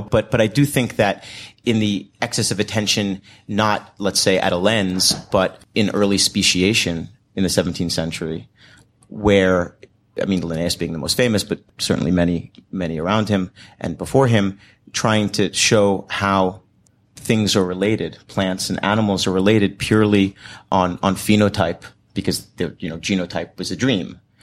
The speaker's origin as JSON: {"language": "English", "country": "United States", "tie": "born or raised there", "said": "growing up in a, in America in a gender studies generation"}